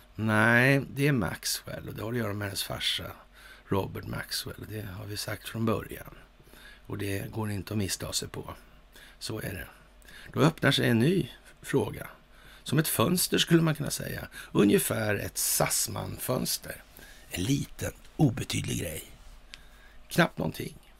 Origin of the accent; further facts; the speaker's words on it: Sweden; som svensk